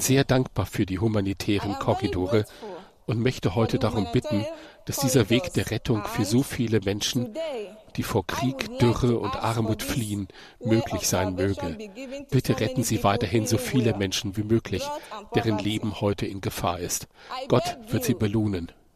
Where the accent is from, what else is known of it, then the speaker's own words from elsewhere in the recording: Nigeria; moved away as an adult; also born or lived in Libya; ich komme aus Afrika, aus Nigeria